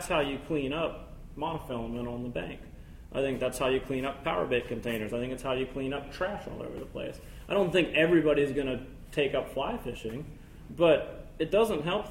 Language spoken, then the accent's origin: English; Fairfax, Virginia, United States; I'm from here. I was born in Fairfax